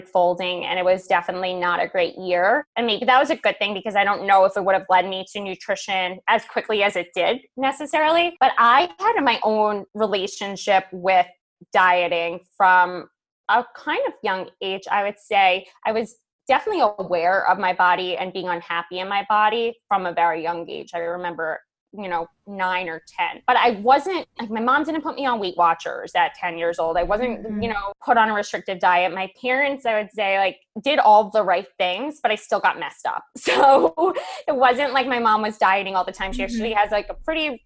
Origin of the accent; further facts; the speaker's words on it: Manhasset, New York, United States; also born or lived in Brooklyn / Syosset; I am from New York. So I grew up in Manhasset for the most part. My parents moved us all around Brooklyn, Manhasset, Syosset, Long Island girl though.